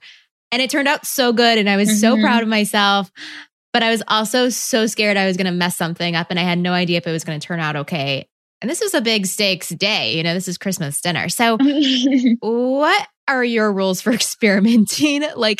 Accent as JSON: {"language": "English", "region": "Texas", "country": "United States", "said": "I'm from Texas."}